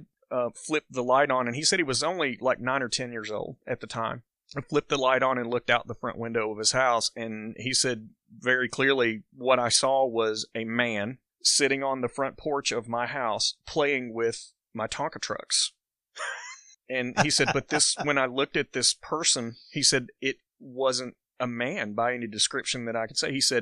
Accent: Lawrenceburg, Kentucky, United States; growing up in Lawrenceburg

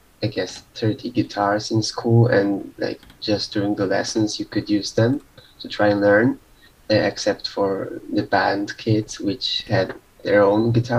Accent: Poland; from Poland.

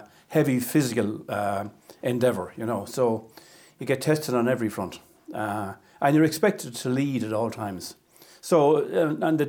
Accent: Athlone, Leinster, Ireland; moved away as an adult; now in Clonmel, Ireland; I'm from Athlone originally

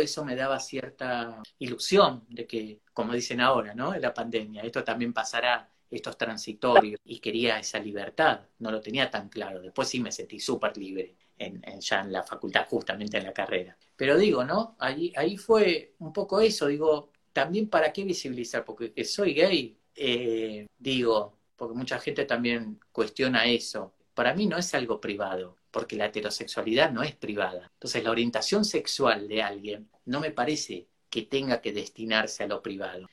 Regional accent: Argentina; Mi tierra es la patria grande y bueno, en Argentina

